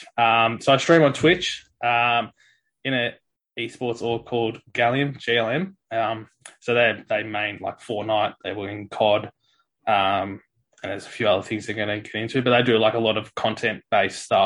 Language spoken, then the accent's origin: English; Gembrook, Victoria, Australia; I came from growing up in Germana, playing, like, I was in Stingrays early